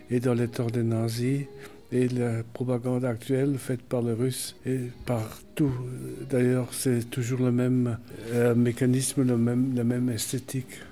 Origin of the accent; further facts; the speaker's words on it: Germany; Non, je suis allemand.